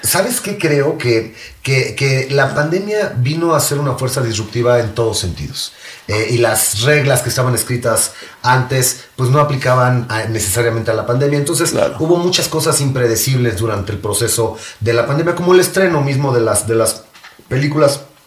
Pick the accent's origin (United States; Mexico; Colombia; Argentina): Mexico; como mexicanos